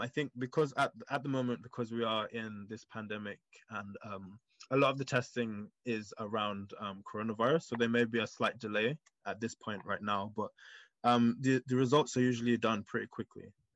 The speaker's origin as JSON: {"language": "English", "region": "London", "country": "United Kingdom", "tie": "born or raised there", "said": "my upbringing and how I grew up here in London"}